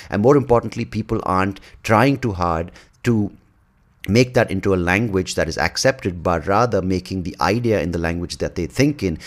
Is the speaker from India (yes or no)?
yes; Bangalore, Karnataka, India; accent: Indian; first language English; growing up in Bangalore, the emphasis was always, um, being proficient in English